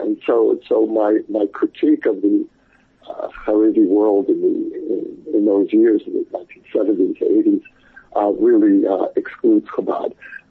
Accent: New York, United States; growing up in New York and as a young activist for Soviet Jewry

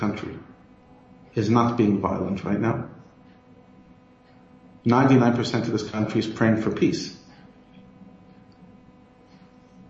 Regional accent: United States; moved away as an adult; now in South Africa; I come from the U.S., as you can hear from my accent.

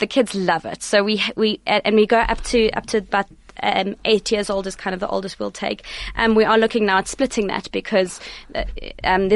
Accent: Eastern Cape, South Africa; now in Johannesburg, South Africa; I grew up in the Eastern Cape, so we had lots of space there as well.

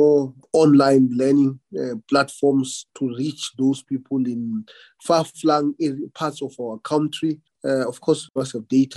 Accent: Limpopo, South Africa; born or raised there; moved away

